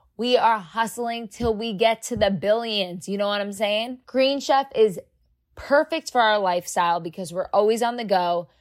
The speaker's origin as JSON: {"language": "English", "region": "New Jersey", "country": "United States", "said": "I'm from Jersey"}